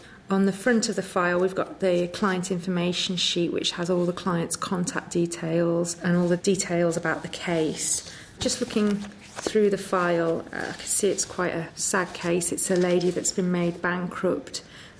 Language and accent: English; Liverpool, North West England, United Kingdom; also born or lived in Sheffield / London; I'm from Liverpool